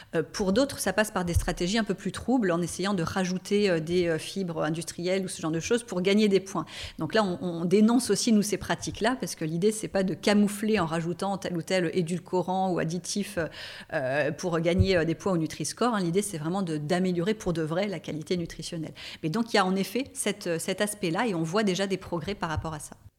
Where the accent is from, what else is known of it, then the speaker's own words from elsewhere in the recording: La Seyne-sur-Mer, Provence-Alpes-Côte d'Azur, France; moved away as an adult; also born or lived in Marseille / Paris; je suis née et j'ai grandi à la Seine-sur-Mer, hein, donc je suis euh, varoise.